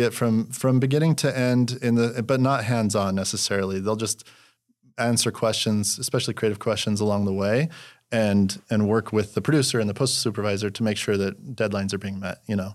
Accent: Utah, United States; moved away as an adult; also born or lived in Los Angeles, California; I'm from Utah originally.

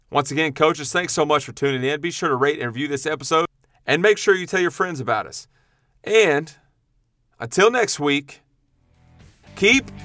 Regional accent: Kerrville, Texas, United States; you know I came from from Kerrville, where uh, you know.

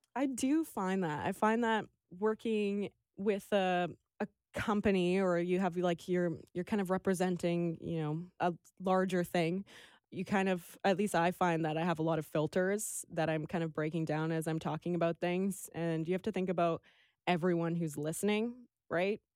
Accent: Vancouver, British Columbia, Canada; also born or lived in Toronto; now in Victoria, Canada; when I was two weeks old, my mom packed up our family, which is me, my two sisters, and my dad. and drove us across Canada to Vancouver, and we've been in the mainland and then now Victoria since

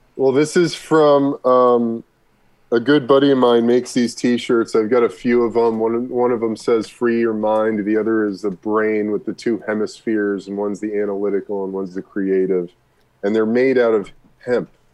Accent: Burbank, California, United States; also born or lived in Brooklyn, New York City, United States; I was born in New York City, lived in uh, Brooklyn, New York until I was 10 before my mom moved my brother and I to Burbank

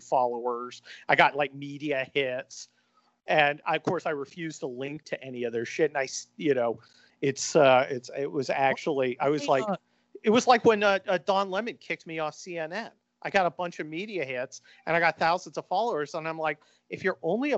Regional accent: Northern California, United States; I grew up in Northern California

